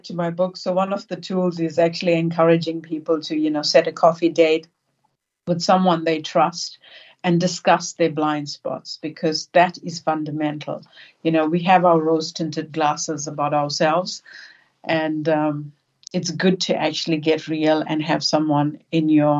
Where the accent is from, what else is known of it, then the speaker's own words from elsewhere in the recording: South Africa; also born or lived in New Zealand / Australia; now in Sydney, Australia; growing up in South Africa under the apartheid regime and then moving to New Zealand and Australia